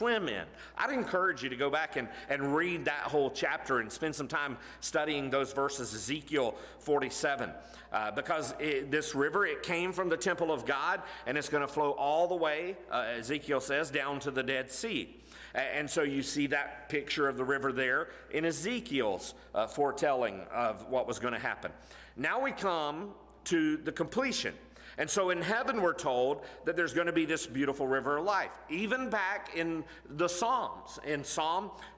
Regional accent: Florida, United States; growing up in Florida, I worked in Jacksonville

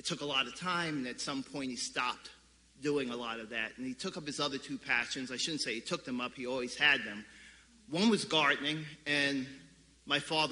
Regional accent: New York City, New York, United States; When I was about 7 years old, we moved from the Bushwick area of Brooklyn to the Canarsie area of Brooklyn

